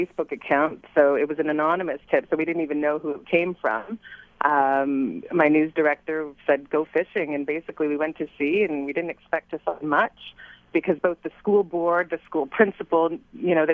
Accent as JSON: {"language": "English", "town": "Ottawa", "region": "Ontario", "country": "Canada", "tie": "born or raised there", "moved": "yes", "lives_now": "Montreal, Canada", "said": "I grew up in Ottawa"}